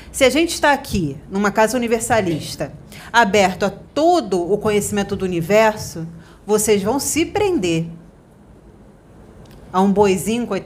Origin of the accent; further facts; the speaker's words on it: Portugal; Eu sou português.